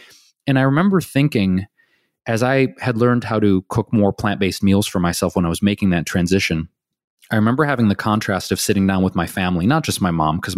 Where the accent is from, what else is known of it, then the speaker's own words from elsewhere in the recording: Detroit, Michigan, United States; I literally didn't know anyone else growing up in Detroit.